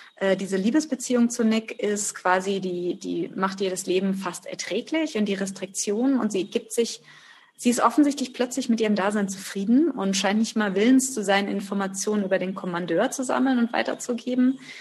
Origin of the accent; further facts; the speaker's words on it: Germany; bei uns in Deutschland